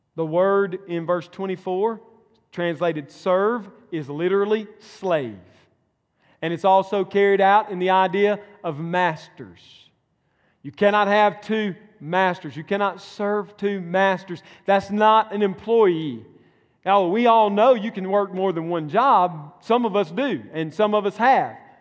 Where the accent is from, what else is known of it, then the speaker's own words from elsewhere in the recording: Mississippi, United States; moved away; my home state. Mississippi